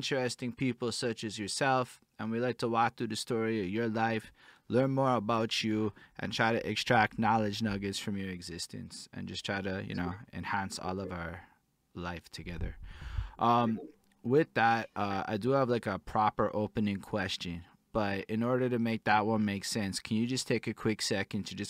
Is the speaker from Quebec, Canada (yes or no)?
yes; Montreal, Quebec, Canada; I'm from Montreal, it's definitely not Quebec City